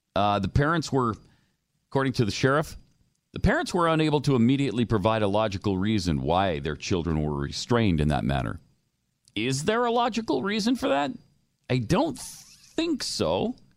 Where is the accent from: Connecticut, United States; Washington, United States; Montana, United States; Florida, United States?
Montana, United States; I grew up in Montana